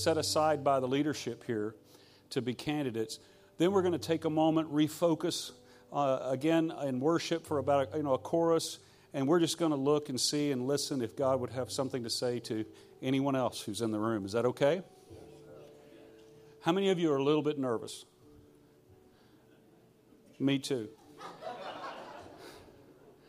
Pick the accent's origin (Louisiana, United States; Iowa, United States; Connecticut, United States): Louisiana, United States; I'm from Louisiana